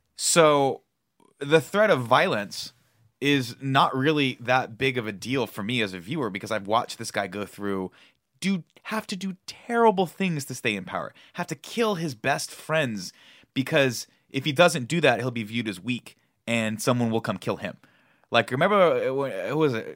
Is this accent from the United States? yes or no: yes; United States; as an American.